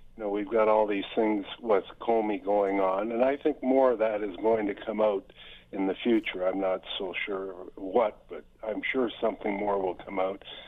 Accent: Canada; I'm a Canadian.

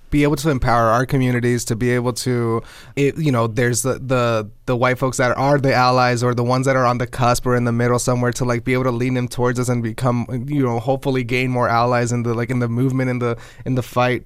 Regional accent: United States; I was born here.

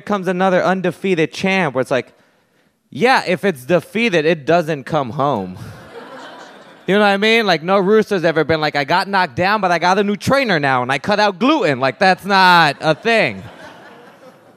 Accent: Puerto Rico; moved away; I grew up there. I did. And this is a thing growing up in Puerto Rico

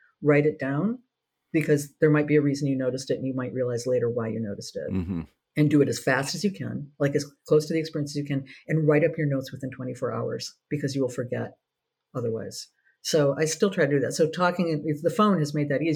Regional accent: Minnesota, United States; moved away as an adult; I'm from Minnesota

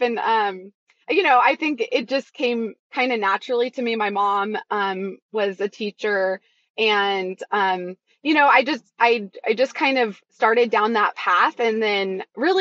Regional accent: Chico, California, United States; I grew up in Chico, California

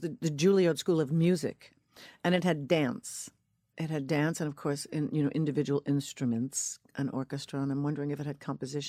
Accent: Northport, New York, United States; I'm from Northport, Long Island. I am.

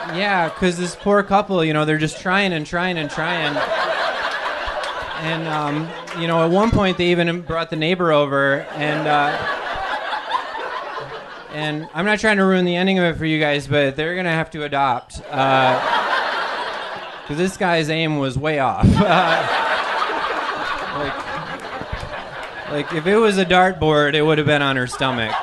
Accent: Wisconsin, United States; now in New York City, United States; I'm from Wisconsin.

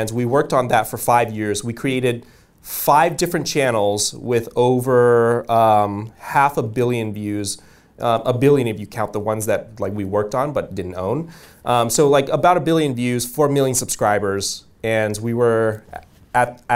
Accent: Bay Area, California, United States; also born or lived in Vietnam; I grew up pretty poor. I grew up in the Bay Area

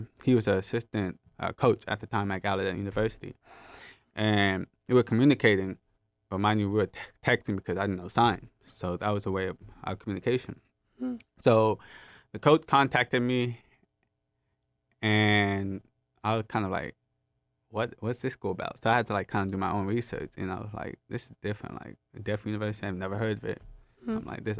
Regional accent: Jamaica; So he was hard to hear, just like me, and we're both Jamaican.

